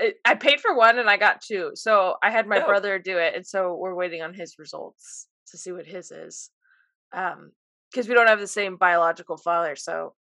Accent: United States; we're American

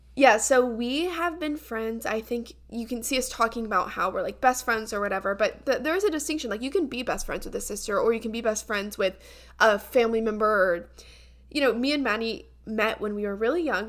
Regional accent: the South, United States; growing up in Southern culture

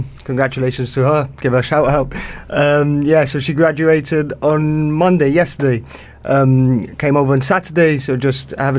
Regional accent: Gibraltar; accent: Gibraltarian; I get that a lot in the UK. They ask if I'm Welsh. I'm like, I never thought the Gibraltarian accent sounded Welsh at all.

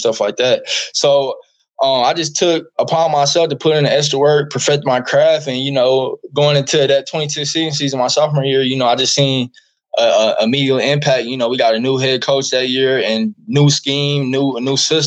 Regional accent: Indianapolis, Indiana, United States; moved away as an adult; also born or lived in Kansas; now in Oklahoma, United States; I'm from Indianapolis, Indiana

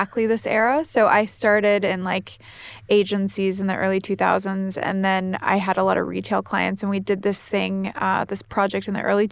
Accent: Columbus, United States; I grew up in Columbus

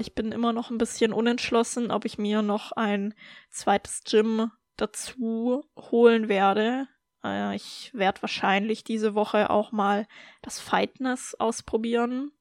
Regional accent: Germany; now in Austria; für mich als Deutsche nach Österreich zu ziehen

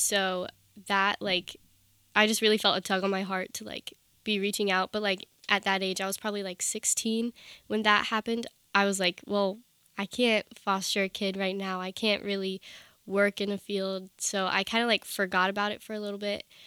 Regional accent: Round Hill, Virginia, United States; I grew up in Northern Virginia, in, like, Round Hill, Virginia.

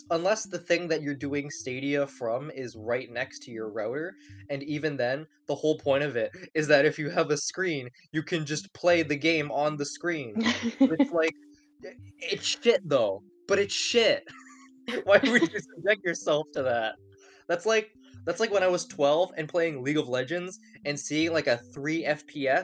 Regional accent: Hong Kong; moved away; I grew up in Hong Kong

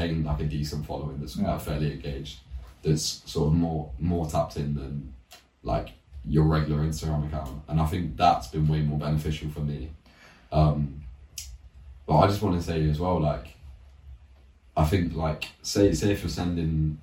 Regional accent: Banbury, South East England, United Kingdom; So I'm from Banbury, and I live, like, well, Banbury's pretty small anyway, but I just live in a small estate near

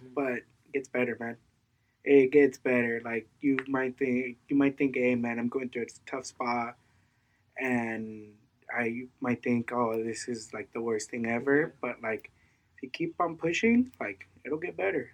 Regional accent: Mexico; I was born in Mexico

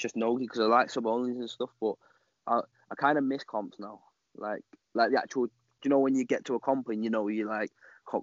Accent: Manchester, North West England, United Kingdom; I'm from Manchester, England, and I train under Henshaw BJJ.

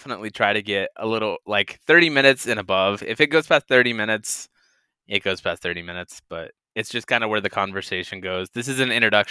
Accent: Colorado, United States; I'm from Colorado.

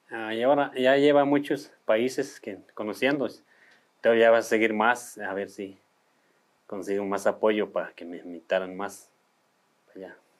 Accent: Batopilas, Chihuahua, Mexico; yo vengo del estado de Chihuahua, municipio de Batopila

